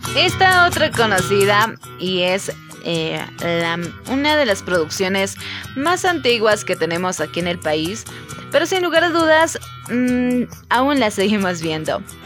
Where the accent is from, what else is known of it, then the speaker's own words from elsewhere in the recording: Bolivia; en nuestro país